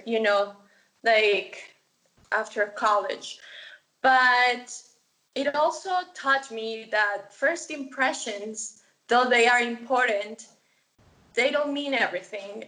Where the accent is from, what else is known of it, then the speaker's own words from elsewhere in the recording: Medellín, Antioquia, Colombia; moved away; also born or lived in Los Angeles, United States / Missouri, United States; I am originally from Medellin, Colombia